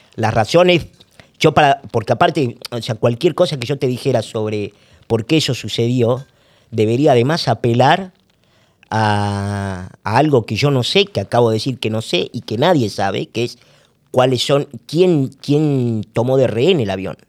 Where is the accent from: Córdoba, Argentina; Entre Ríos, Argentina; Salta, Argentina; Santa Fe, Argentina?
Salta, Argentina; moved away; also born or lived in Buenos Aires; yo soy salteño